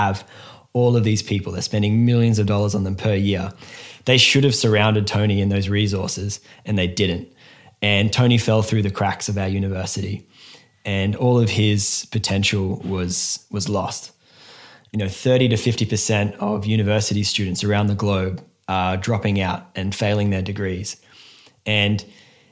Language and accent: English; Australia